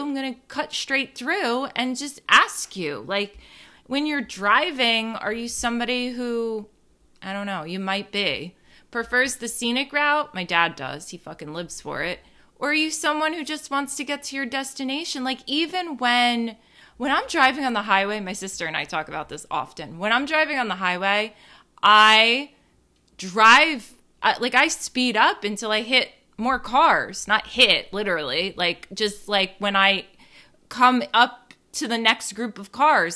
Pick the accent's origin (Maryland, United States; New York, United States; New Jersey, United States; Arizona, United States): New Jersey, United States; born or raised there